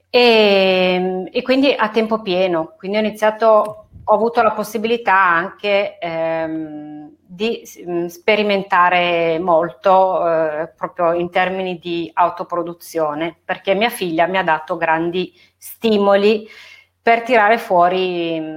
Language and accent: Italian; Turin, Piedmont, Italy; moved away as an adult; now in Verbania, Italy; Sì, allora io sono nata e cresciuta a Torino fino a quando ho messo su famiglia e mi sono trasferita a Verbania.